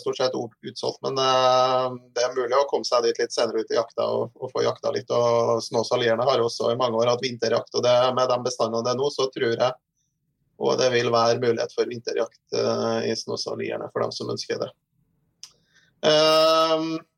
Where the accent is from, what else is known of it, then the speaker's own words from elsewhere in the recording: Trondheim, Trøndelag, Norway; Jeg er ikke fra Meråker, men jeg er fra, jeg er fra Trondheim. Så. Ja har eh, alle mine studier og barndomsår